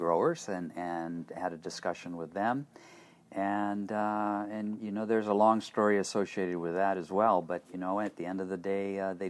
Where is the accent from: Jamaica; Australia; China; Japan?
Japan; Tokyo; because I grew up in Japan.